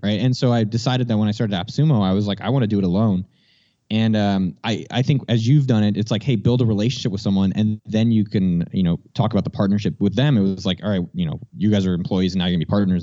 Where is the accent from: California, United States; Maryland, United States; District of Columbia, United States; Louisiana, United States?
California, United States; San Jose; born and raised in San Jose, California